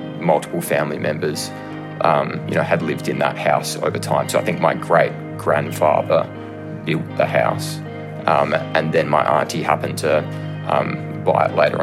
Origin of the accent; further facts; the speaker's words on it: Adelaide, South Australia, Australia; I'm from Adelaide, South Australia.